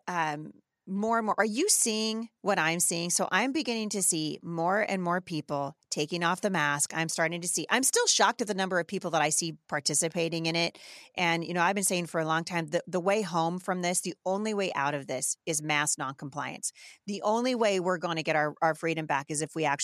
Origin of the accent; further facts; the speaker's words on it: Washington, United States; my hometown here in Washington State.